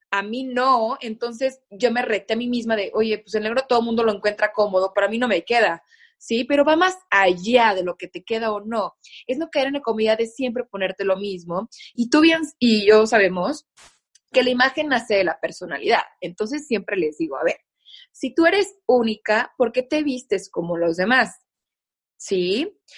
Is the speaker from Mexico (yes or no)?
yes; Mexico; al menos en México, en mi país, eh, como es, la Ciudad de México es muy fría y la gente se viste mucho de negro.